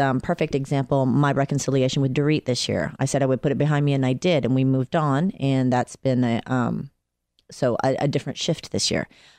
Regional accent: Atlanta, Georgia, United States; now in Los Angeles, United States; I'm from Atlanta.

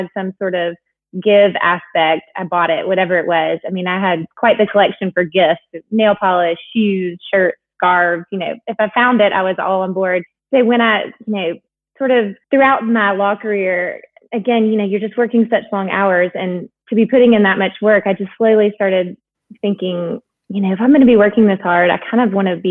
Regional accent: Huntsville, Alabama, United States; moved away as an adult; also born or lived in North Carolina; now in Atlanta, United States; I grew up in Alabama, in Huntsville, where Space and Rocket Center is

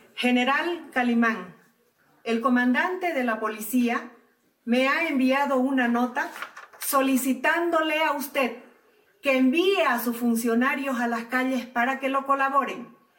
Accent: Bolivia; como boliviano

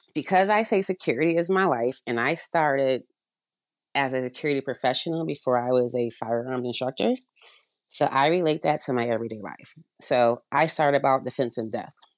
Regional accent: Avondale, Arizona, United States; moved away; also born or lived in upstate New York; We grew up in Avondale, Arizona, so we had some snakes in the backyard

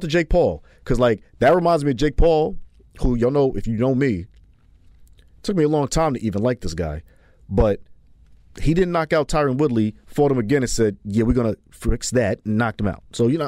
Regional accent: New York City, New York, United States; I'm from Harlem

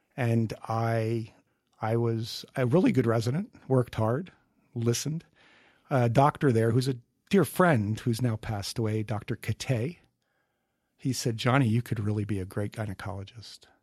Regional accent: Mahwah, New Jersey, United States; moved away as an adult; also born or lived in Mobile, Alabama / Norfolk, Virginia; I grew up in northern New Jersey, Mawa, Bergen County.

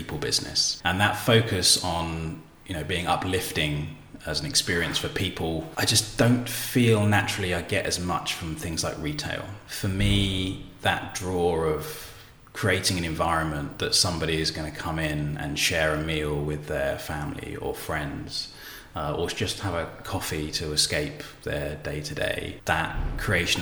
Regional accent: Bournemouth, South West England, United Kingdom; moved away as an adult; also born or lived in Brighton; now in London, United Kingdom; I grew up in Bournemouth, actually, and then moved to Brighton to do my degree in interior architecture

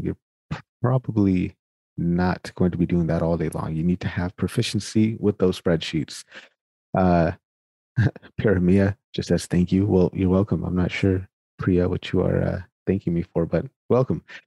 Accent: Sacramento, California, United States; now in Winnipeg, Canada; I'm born and raised in Sacramento. Sacramento, California is where I am from.

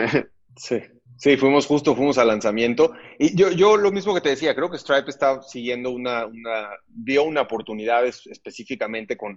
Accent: Mexico; como mexicanos estemos en un proceso mucho más grande de bancarización

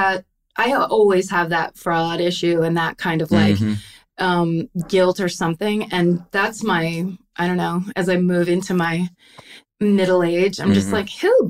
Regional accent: Petaluma, California, United States; I'm from Northern California. I grew up in a town called Petaluma.

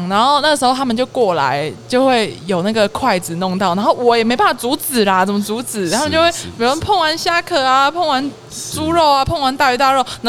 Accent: Kaohsiung, Taiwan; 对，我是高雄人。

